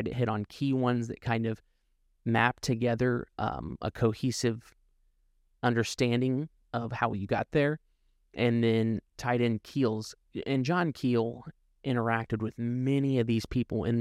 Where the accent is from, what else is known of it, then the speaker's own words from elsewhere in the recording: Ohio, United States; moved away; also born or lived in North Carolina; I'm originally from Ohio, and when I would drive home, I would take US 35 through there.